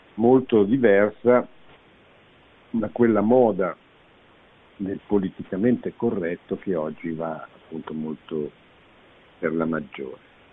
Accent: Italy

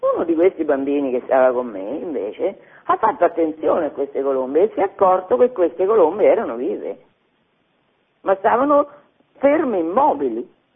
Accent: Fabriano, Marche, Italy; Io sono di Fabriano, Fabriano ha tantissime chiese molto belle

